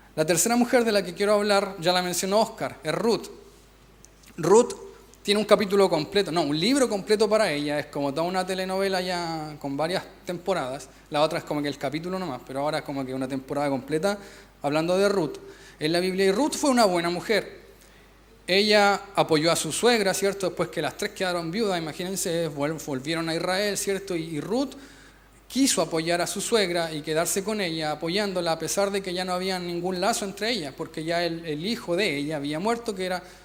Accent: Chile; nosotros somos los villanos de Latinoamérica

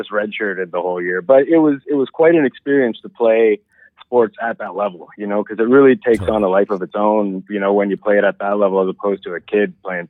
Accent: Dundas, Ontario, Canada; Well, I grew up in Dundas, Ontario, which is kind of like a suburb just to the west of the city. Born and raised there, I was the oldest of five kids.

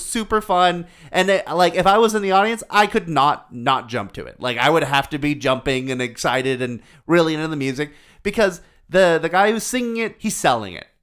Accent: United States; As an American

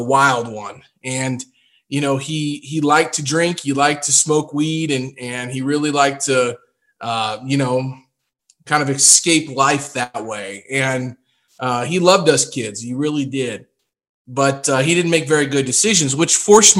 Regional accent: Jefferson City, Missouri, United States; I grew up in Jeff City

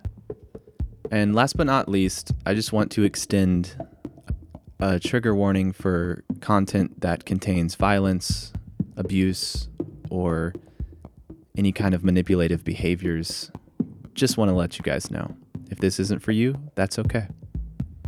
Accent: East Coast, United States; I grew up on the East Coast.

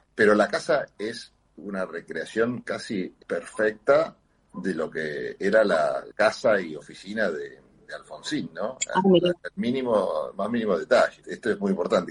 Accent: Argentina; Uno se ha acostumbrado como argentino ya a vivir en democracia

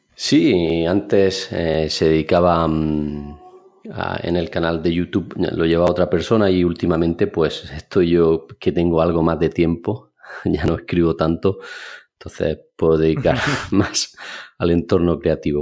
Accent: Alcalá la Real, Andalusia, Spain; moved away as an adult; now in Granada, Spain; mi pueblo de nacimiento es Alcalá Real, un pueblo pequeño de unos 20.000 habitantes.

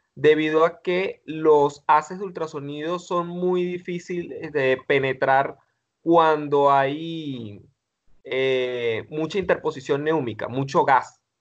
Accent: Venezuela; en mi país, acá Venezuela

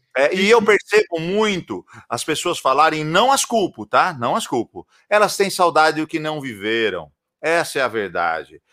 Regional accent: interior of São Paulo, Brazil; eu sou de, do interior de São Paulo

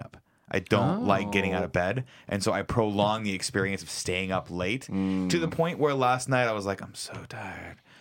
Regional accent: Southern California, United States; growing up in Southern California, it's really hot

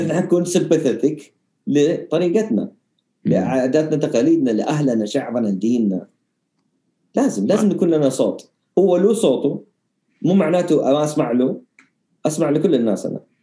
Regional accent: Jeddah, Makkah Province, Saudi Arabia; also born or lived in Riyadh; لما كنت صغير كنت ساكن في الرياض الين ثالثه ابتدائي تقريبا وكنت دائما اشرد جده عشان كل قرايبي هنا كل اهلي هنا

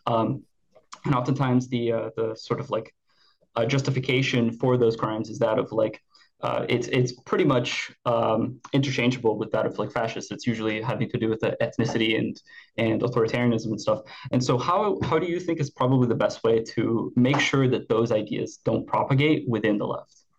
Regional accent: Brazil; I'm from Brazil.

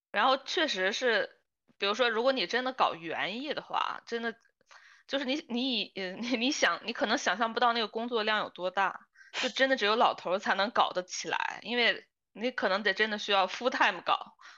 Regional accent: northern China, China; moved away; also born or lived in Beijing; 北方那个特别多丁香，一到，每年一到春天，哇，就是整个，因为我小时候住在那个大学家属院儿里嘛

